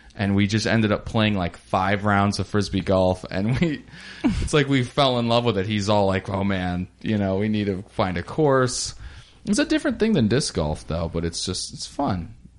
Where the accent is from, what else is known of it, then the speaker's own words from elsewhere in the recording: Ellensburg, Washington, United States; I grew up in Ellensburg, and right next to that is a really small town called Kittitas.